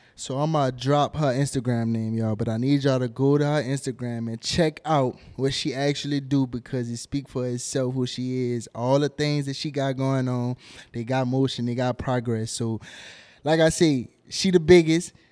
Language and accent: English; New Orleans, Louisiana, United States; now in Houston, United States; I'm from New Orleans and I'm locked in with Houston now